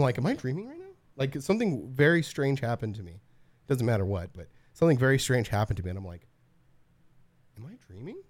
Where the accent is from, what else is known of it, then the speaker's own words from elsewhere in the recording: Southern California high desert, United States; growing up in SoCal, in the high desert